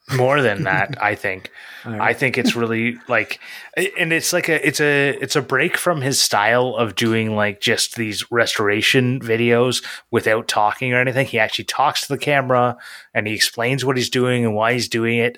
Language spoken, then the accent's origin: English; Canada; I'm Canadian